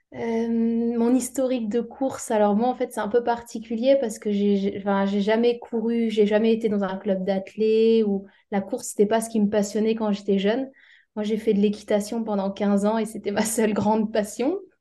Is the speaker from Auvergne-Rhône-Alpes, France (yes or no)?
no; Alsace, Grand Est, France; moved away as an adult; also born or lived in Strasbourg; now in Réunion, France; je viens d'Alsace.